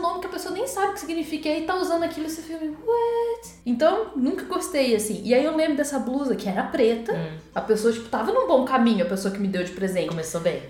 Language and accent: Portuguese; Poços de Caldas, Minas Gerais, Brazil; a minha adolescência eu passei em Poços